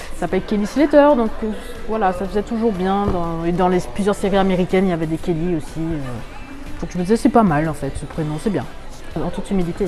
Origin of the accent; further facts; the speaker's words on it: Martinique; je viens de la Martinique